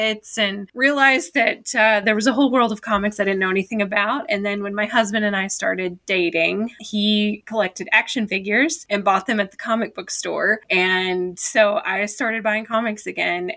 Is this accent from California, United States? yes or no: no; Tennessee, United States; moved away as an adult; now in Indiana, United States; I grew up all over Tennessee pretty much my whole life, and then moved a couple of years ago to Indiana